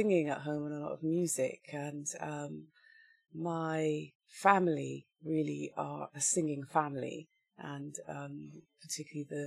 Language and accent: English; Wiltshire, South West England, United Kingdom; I was born and raised in Wiltshire, in a small town near Bath